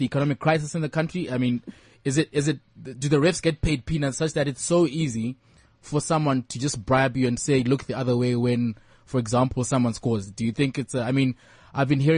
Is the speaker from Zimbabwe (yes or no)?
yes; Harare, Zimbabwe; I grew up in Harare